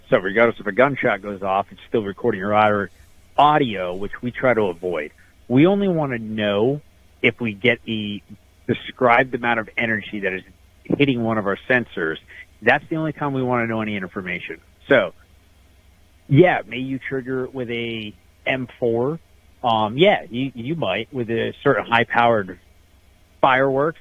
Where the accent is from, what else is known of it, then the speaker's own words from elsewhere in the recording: Northeast Pennsylvania, United States; I'm actually from the the Northeast. I'm I'm just based out of, just outside of Wilkes-Barre, Pennsylvania